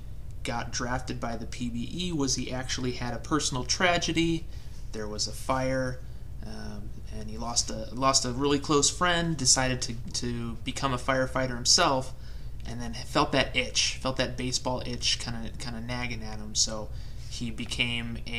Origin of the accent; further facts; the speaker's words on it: Chicago, Illinois, United States; I grew up in the Chicagoland area, a big Cubs fan.